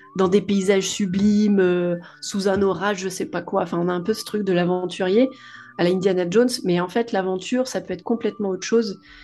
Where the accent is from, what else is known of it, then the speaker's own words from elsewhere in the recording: Nord-Isère, near Lyon, Auvergne-Rhône-Alpes, France; moved away as an adult; now in Réunion, France; j'ai grandi en France métropolitaine, à une heure de Lyon à peu près, dans la campagne du Nord-Isère.